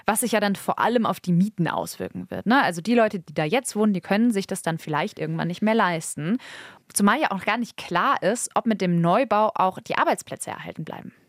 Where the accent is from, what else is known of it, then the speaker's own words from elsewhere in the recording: Essen, North Rhine-Westphalia, Germany; in meiner Heimatstadt Essen